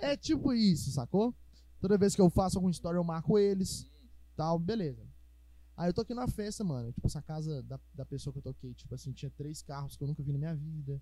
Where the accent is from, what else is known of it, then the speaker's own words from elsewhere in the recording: Minas Gerais, Brazil; accent: mineiro; a gente é mineiro, a gente é, a gente é acostumado a falar a vogal é, é, é